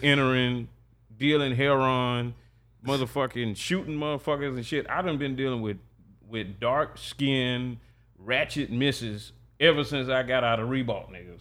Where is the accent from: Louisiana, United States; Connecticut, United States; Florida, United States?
Florida, United States; Jacksonville; I grew up in Sherwood